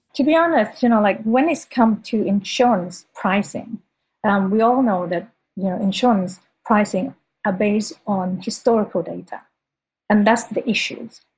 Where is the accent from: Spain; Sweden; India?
Sweden; moved away; also born or lived in Thailand; as a schoolgirl growing up in Sweden